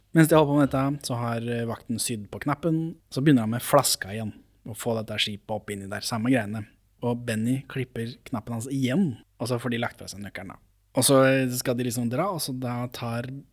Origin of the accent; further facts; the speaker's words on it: Norway; for meg som nordmann